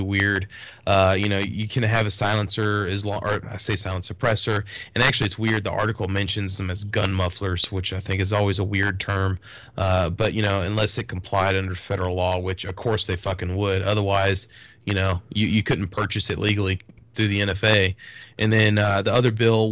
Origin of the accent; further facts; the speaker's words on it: Texas, United States; I'm originally from Texas